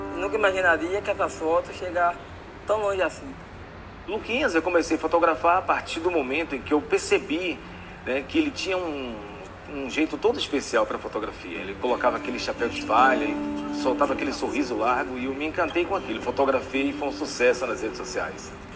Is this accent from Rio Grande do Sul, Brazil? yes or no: no; Rui Barbosa, Bahia, Brazil; tenho 47 anos, nasci em Rui Barbosa, interior da Bahia